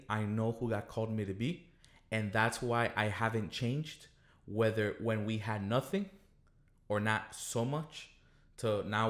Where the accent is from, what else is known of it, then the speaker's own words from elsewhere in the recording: Colombia; moved away; We came from Colombia in 1999 because our family was threatened by a terrorist organization, you know.